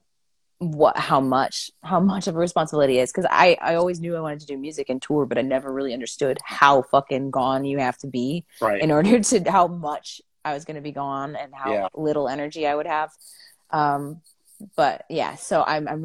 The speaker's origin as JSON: {"language": "English", "region": "Michigan", "country": "United States", "moved": "yes", "lives_now": "Nashville, United States", "said": "I'm like, Michigan. I'm from Michigan."}